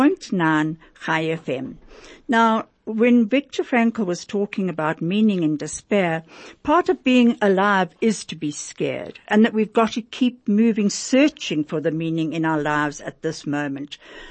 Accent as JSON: {"language": "English", "country": "South Africa", "tie": "born or raised there", "said": "As an Indian kid growing up in apartheid South Africa, rugby was never on my radar."}